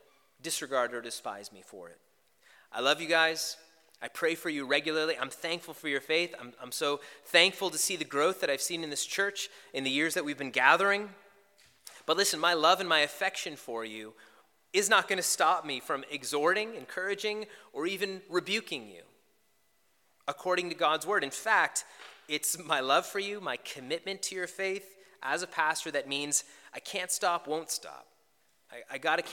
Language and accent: English; Canada; Canadians, you got to know, we are the nicest, most polite people you can meet